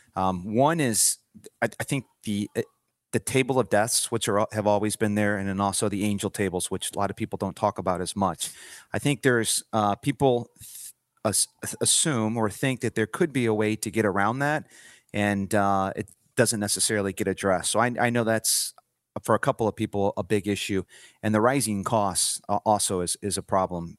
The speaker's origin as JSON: {"language": "English", "town": "St. Louis", "region": "Missouri", "country": "United States", "tie": "born or raised there", "moved": "as an adult", "lives_now": "Denver, United States", "said": "born and raised in Saint Louis, Missouri."}